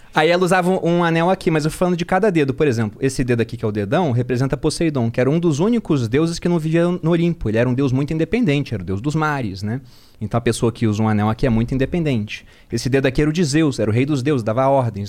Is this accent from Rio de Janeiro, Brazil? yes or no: yes; Rio de Janeiro, Brazil; Eu era do Rio